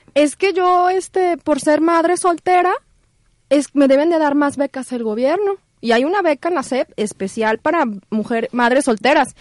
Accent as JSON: {"language": "Spanish", "town": "Guadalajara", "region": "Jalisco", "country": "Mexico", "said": "yo soy tapatía"}